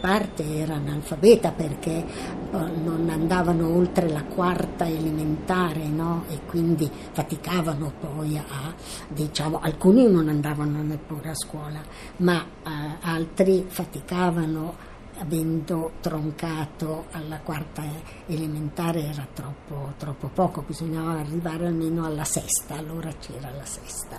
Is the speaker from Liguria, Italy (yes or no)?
no; Milan, Lombardy, Italy; sono nata a Milano il 15 2 1929.